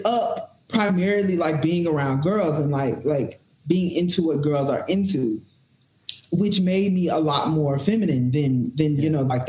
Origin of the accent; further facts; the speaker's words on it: the South, United States; So I remember I grew up in the Bible Belt, so I was part of all the church programs, all the churches